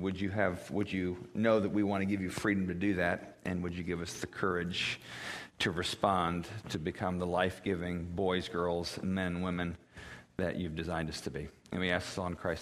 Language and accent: English; Columbus, Indiana, United States; I grew up in Columbus, Indiana